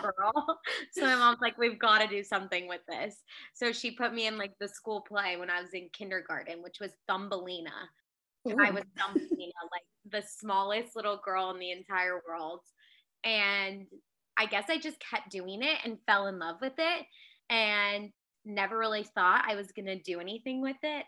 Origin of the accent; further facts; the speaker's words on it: Aliso Viejo, California, United States; moved away as an adult; also born or lived in Mississippi; I am from Aliso Viejo, California, which is in Orange County